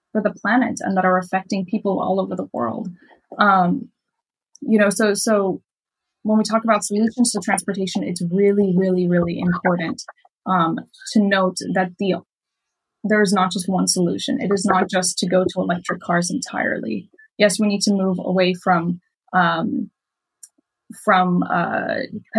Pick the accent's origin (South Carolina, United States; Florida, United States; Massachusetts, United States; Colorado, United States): Florida, United States; Miami; I grew up in Miami